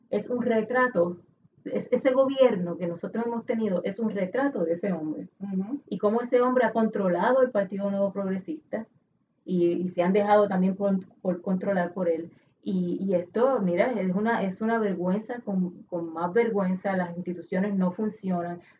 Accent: Puerto Rico; Este es un asunto que a mí como, como puertorriqueña me avergüenza.

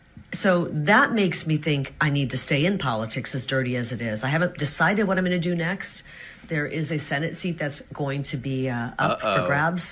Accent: United States; I'm just American. I'm a little bit of everything. And we probably do have a little bit of Native American in our family because of where my grandparents are from in Wisconsin, I know.

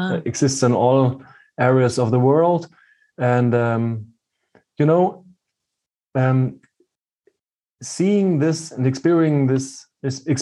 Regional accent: Germany; born or raised there

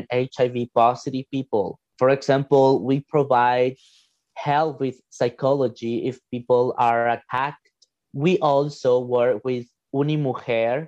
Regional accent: El Salvador; now in Regina, Canada; I'm from El Salvador, but actually I'm living in Regina, Saskatchewan

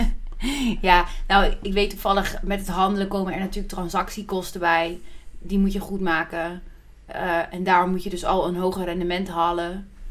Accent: Netherlands; als Nederlanders

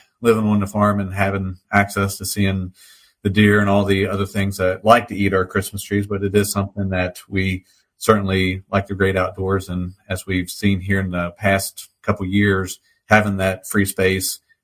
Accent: Winchester, Virginia, United States; I was born and raised in the Winchester area, spent the whole time here

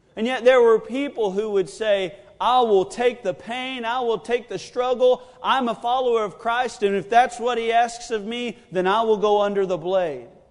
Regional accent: United States; I am an American

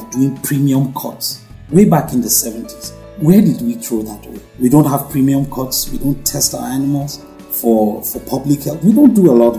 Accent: Nigeria; I'm a Nigerian

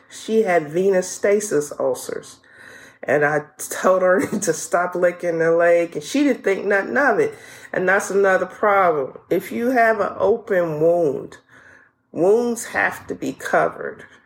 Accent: New Orleans, Louisiana, United States; I'm from New Orleans.

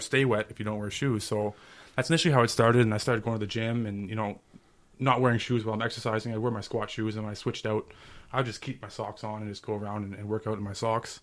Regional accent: Ottawa, Ontario, Canada; I was born and raised in Ottawa

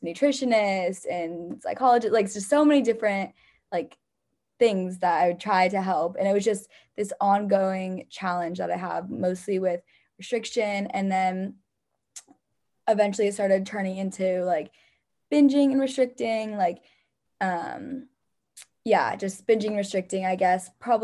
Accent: San Jose, California, United States; moved away as an adult; now in San Luis Obispo, United States; I'm from San Jose, California.

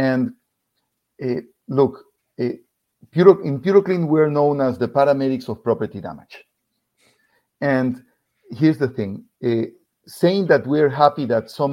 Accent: Ecuador; English is a second language; moved away as an adult; now in Florida, United States; We're originally from Ecuador.

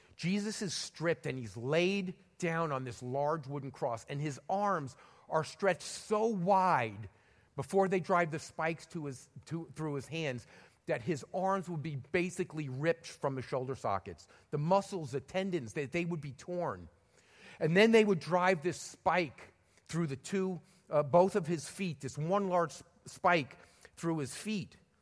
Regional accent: New York City, New York, United States; moved away; I was born in the Bronx, and I spent a lot of time hanging around Madison Square Garden in New York City

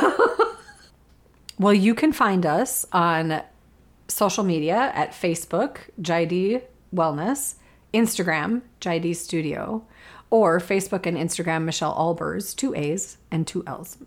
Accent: Minnesota, United States; I am a Minnesotan who loves winter

